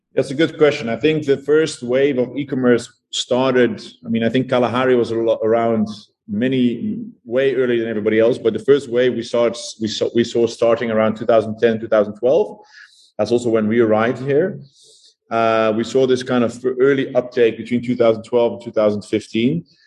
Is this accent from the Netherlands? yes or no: yes; Netherlands; moved away as an adult; now in South Africa; I am originally from the Netherlands. I moved to South Africa in 2012.